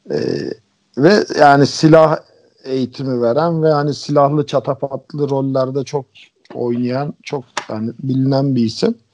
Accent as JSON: {"language": "Turkish", "country": "Bulgaria", "tie": "born or raised there", "said": "Bulgarca konusunda da e, Bulgaristan'da doğdum büyüdüm."}